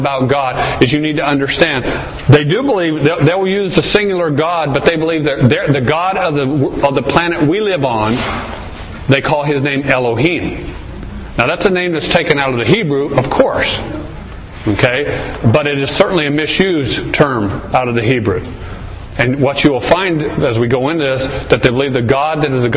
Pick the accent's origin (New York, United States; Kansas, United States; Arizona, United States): Arizona, United States; I was raised here in Arizona.